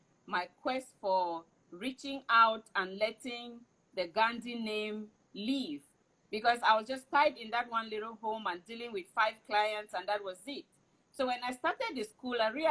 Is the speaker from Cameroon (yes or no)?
yes; Cameroon; moved away; I am from Cameroon